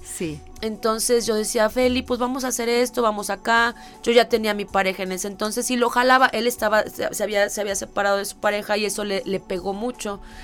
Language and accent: Spanish; Mexico; como mexicanos, con la idiosincrasia que tenemos